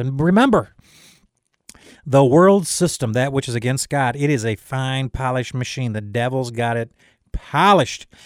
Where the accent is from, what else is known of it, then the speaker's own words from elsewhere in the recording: United States; I am an American, but I am first a citizen of heaven.